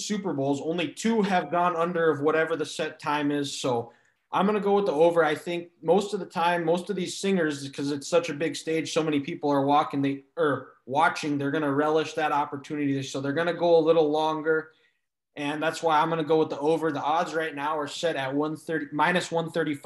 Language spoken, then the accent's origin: English; North Dakota, United States; him being a fellow North Dakotan, similar to me.